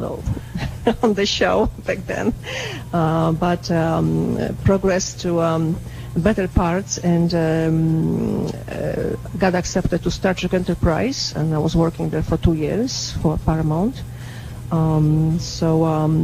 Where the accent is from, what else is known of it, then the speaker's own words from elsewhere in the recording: Łódź, Łódź Voivodeship, Poland; moved away as an adult; also born or lived in Los Angeles; now in Carmel, United States; Born and raised in Poland